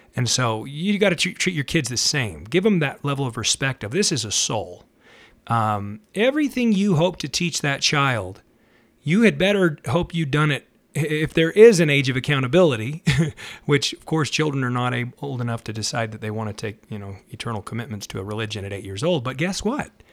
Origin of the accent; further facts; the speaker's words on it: Salt Lake City, Utah, United States; I was raised in Salt Lake City, Utah, which is Zion, they call it.